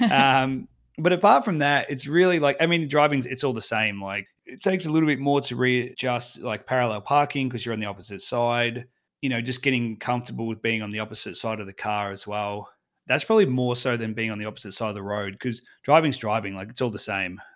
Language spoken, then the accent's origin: English; Australia; I'm from Australia